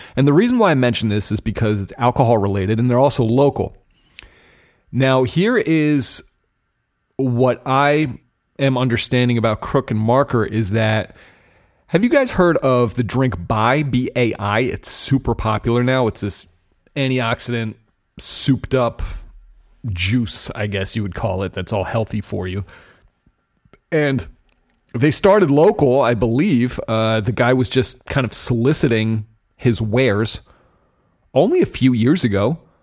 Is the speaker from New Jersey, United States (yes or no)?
yes; New Jersey, United States; New Jersey, my home state